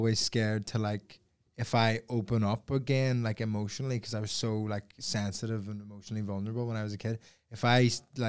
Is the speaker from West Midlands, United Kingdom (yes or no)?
no; Belfast, Northern Ireland, United Kingdom; growing up in Belfast